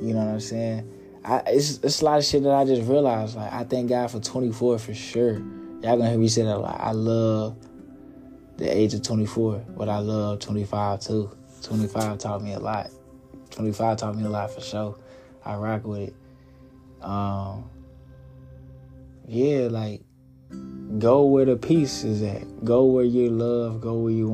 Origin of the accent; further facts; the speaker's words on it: Little Rock, Arkansas, United States; growing up in Little Rock, Sam's Barbecue